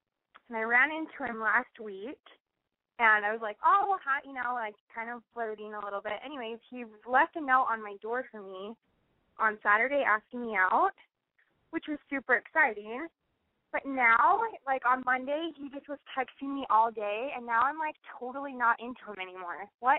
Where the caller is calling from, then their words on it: Salt Lake City, Utah, United States; I'm 22, and I'm from Salt Lake City.